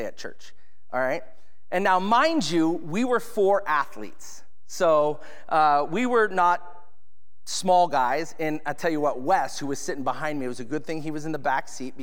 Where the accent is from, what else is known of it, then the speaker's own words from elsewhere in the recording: Edmonds, Washington, United States; Stevens Hospital is where I was born in Edmonds